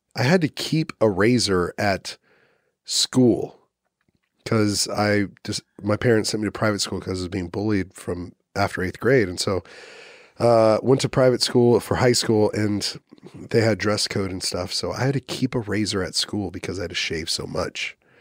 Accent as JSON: {"language": "English", "region": "Texas", "country": "United States", "also_born_or_lived": "Oklahoma City", "moved": "yes", "lives_now": "Austin, United States", "said": "I'm a Texan"}